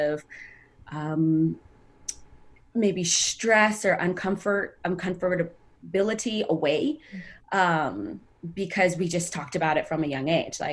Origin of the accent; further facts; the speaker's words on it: Sacramento, California, United States; moved away as an adult; also born or lived in Ethiopia; now in Los Angeles, United States; I grew up in Sacramento and moved out to LA about 8 years ago.